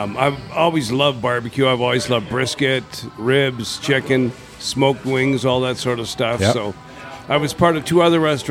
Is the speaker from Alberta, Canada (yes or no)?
no; Toronto, Ontario, Canada; moved away as an adult; also born or lived in Edmonton; now in Calgary, Canada; moved to Toronto when I was three.